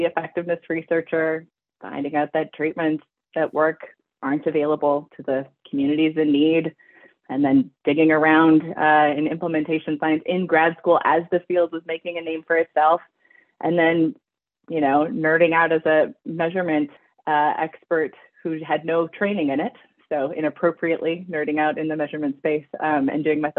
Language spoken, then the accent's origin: English; Vancouver Island, British Columbia, Canada; I grew up on Vancouver Island in British Columbia, Canada